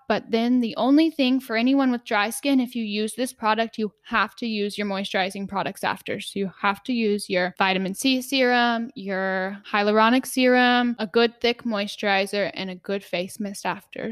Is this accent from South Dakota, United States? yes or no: no; Texas, United States; I was raised in Texas